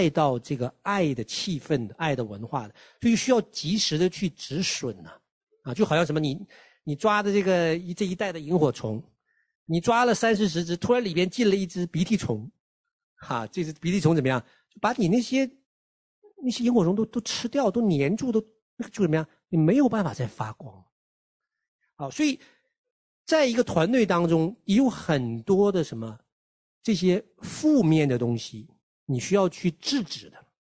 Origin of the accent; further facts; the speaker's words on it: China; 就我们中国人的传统，就是大的管小的啊